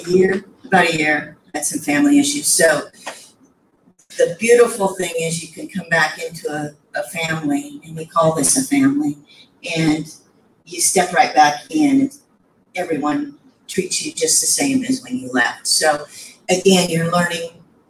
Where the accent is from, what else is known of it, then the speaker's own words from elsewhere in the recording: Tennessee, United States; from the Central Tennessee area, locally here